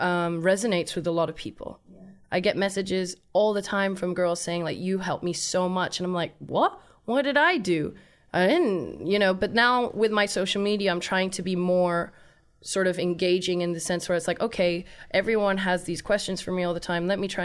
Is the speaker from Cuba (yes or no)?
no; Thailand; We me and my family, we grew up in Thailand.